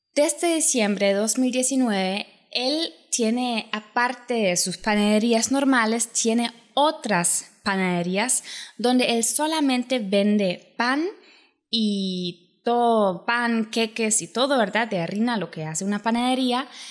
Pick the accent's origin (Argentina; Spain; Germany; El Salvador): Germany; Spanish is a second language; also born or lived in Poland; now in Costa Rica; como yo soy de Alemania, bueno, me crecí en Alemania, mi familia es de Polonia